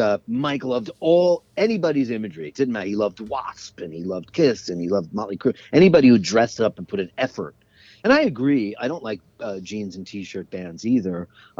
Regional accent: Ireland; I went down there, and meanwhile, I'm as Irish as get out, you know.

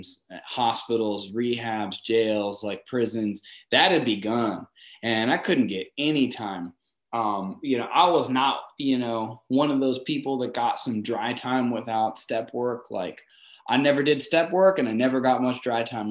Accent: Torrance, California, United States; also born or lived in Los Angeles; I was born in Torrance

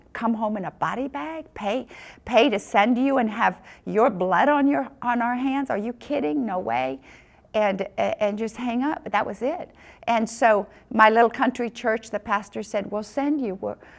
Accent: Philippines; So all those years growing up in the Philippines was the foundation of my life.

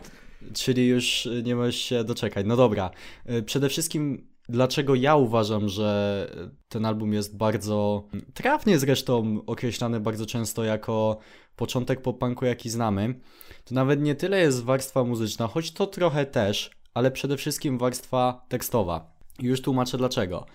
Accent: Poland; jestem smutnym nastolatkiem z Polski

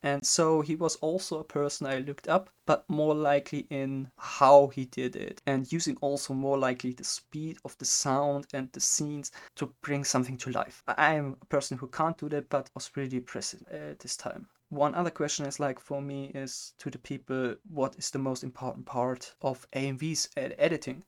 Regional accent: Germany; English is a second language; I'm from Germany

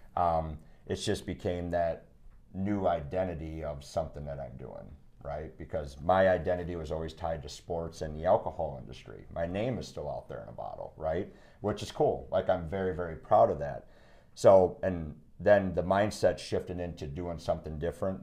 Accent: Wisconsin, United States; moved away as an adult; also born or lived in Dallas, Texas; I moved from Wisconsin down to Dallas

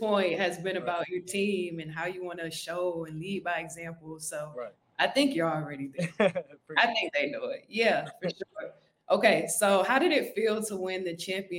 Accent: Miami, Florida, United States; also born or lived in Woodbridge, Virginia; now in Virginia, United States; I'm from Miami. I'm like a transplant in this area

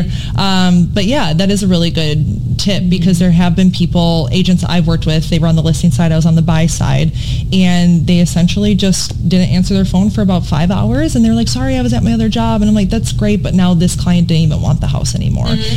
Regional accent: Wisconsin, United States; moved away; I'm from Wisconsin

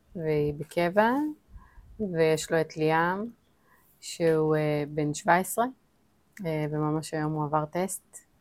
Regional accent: Ashdod, Southern District, Israel; moved away as an adult; also born or lived in Tel Aviv; נולדתי באשדוד וגדלתי באשדוד

